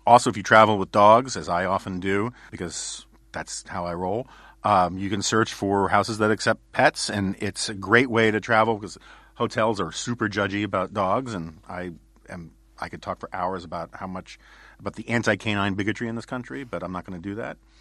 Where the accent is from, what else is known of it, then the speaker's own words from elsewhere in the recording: New York City, New York, United States; growing up in New York City in the 1970s